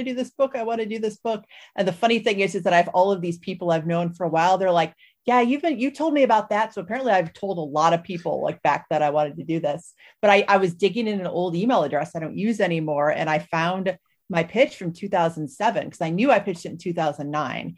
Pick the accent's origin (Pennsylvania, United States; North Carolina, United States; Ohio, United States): Ohio, United States; Cleveland; I grew up in Cleveland